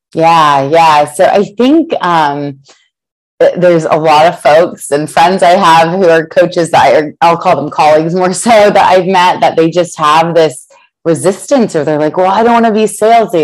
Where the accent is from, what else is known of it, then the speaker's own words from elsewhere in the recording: Columbus, Ohio, United States; moved away; I'm originally from Columbus, Ohio